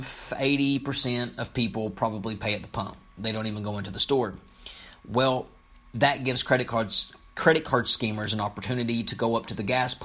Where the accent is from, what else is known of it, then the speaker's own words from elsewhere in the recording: Lexington, Kentucky, United States; Lexington, my hometown